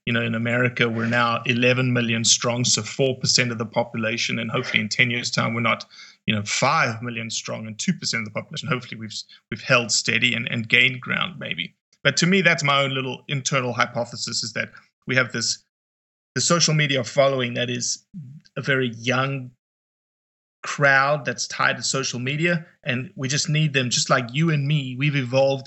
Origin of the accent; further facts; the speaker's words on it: Johannesburg, Gauteng, South Africa; I'm from South Africa, raised in a town called Johannesburg, 8.5 million people.